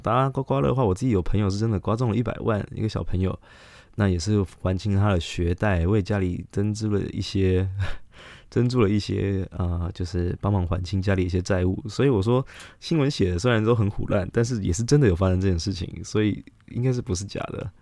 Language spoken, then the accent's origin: Chinese; Taiwan; 我们台湾人